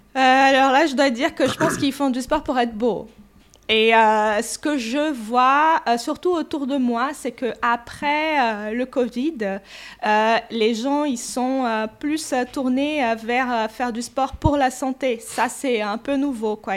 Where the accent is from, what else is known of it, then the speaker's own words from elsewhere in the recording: Brazil; French is a second language; moved away as an adult; now in France; j'ai 41 euh, ans. Euh, je suis brésilienne